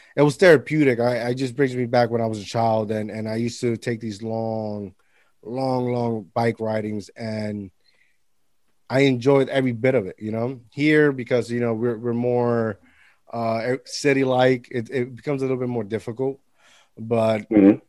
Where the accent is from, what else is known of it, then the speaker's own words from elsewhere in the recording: Puerto Rico; when I was a kid, growing up in Puerto Rico